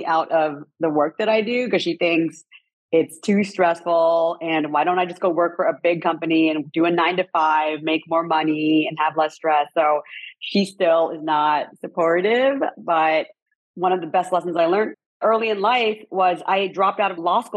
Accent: Westminster, California, United States; now in Paris, France; I am from Southern California. I grew up in Little Saigon in Orange County, which is the largest population of Vietnamese people outside of Vietnam.

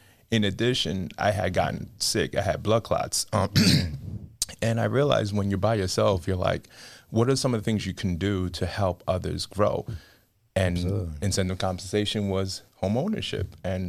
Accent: New York City, New York, United States; I'm from Brooklyn, New York, Empire State.

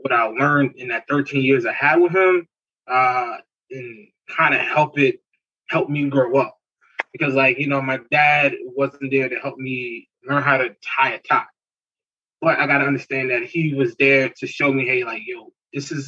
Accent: Newark, New Jersey, United States; I grew up in Newark

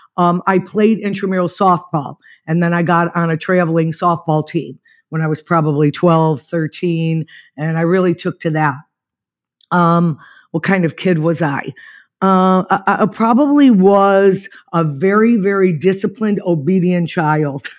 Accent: Niagara Falls, New York, United States; moved away as an adult; I was born in Niagara Falls, New York, and I lived there till about twenty-two

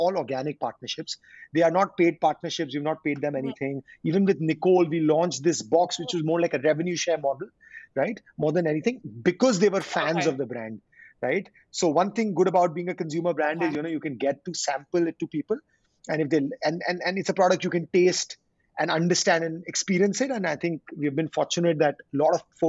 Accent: India; being an Indian, born and brought up in India

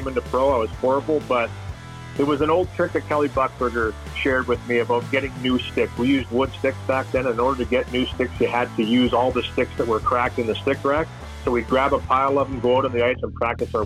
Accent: Canada; growing up in Canada

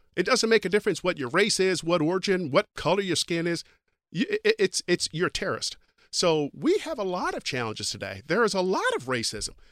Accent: Kentucky, United States; moved away; I'm from Kentucky

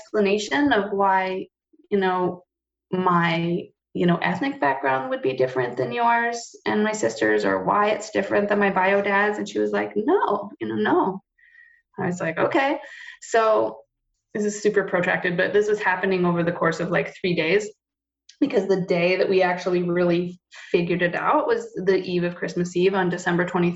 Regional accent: Montana, United States; moved away; took me back to Montana. We lived with my grandparents, her parents, until they got divorced

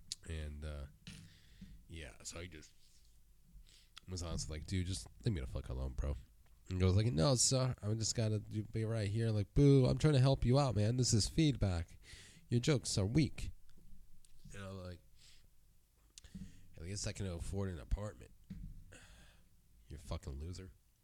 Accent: California, United States; And I'm from the Bay Area.

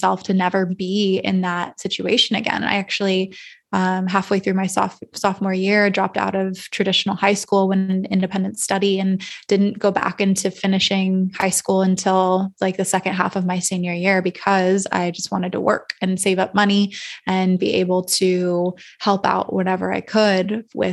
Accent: Calabasas, California, United States; now in Austin, United States; I grew up in Northern LA County and Agora, like Westlake, Calabasas area

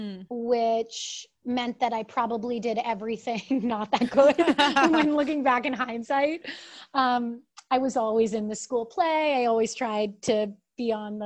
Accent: Connecticut, United States; moved away as an adult; also born or lived in New York; now in Chicago, United States; I grew up in Connecticut and my family's all from upstate New York

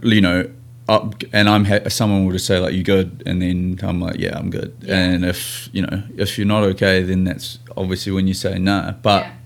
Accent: New Zealand; moved away as an adult; now in Seattle, United States; I'm a Kiwi rugby player playing here in America for the Seattle team

